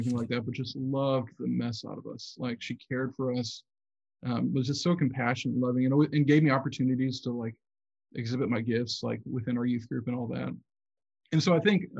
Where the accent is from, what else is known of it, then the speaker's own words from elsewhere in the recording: Southeast Michigan, United States; I grew up in Southeast Michigan